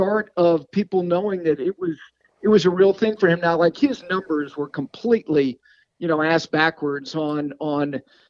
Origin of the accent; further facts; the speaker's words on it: Hickory, North Carolina, United States; But when I was born in Hickory, North Carolina, Catawba County product.